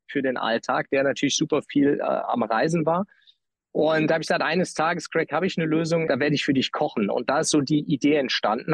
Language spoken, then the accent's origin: German; Trier, Rhineland-Palatinate, Germany; also born or lived in San Francisco; in Nähe meiner Heimatstadt Trier